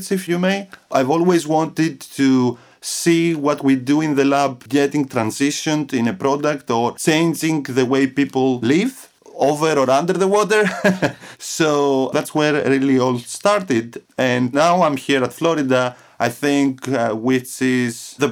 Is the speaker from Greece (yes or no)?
yes; Athens, Attica, Greece; moved away as an adult; also born or lived in Crete, Greece / Buffalo, New York, United States; I was born in Athens, Greece, in 1986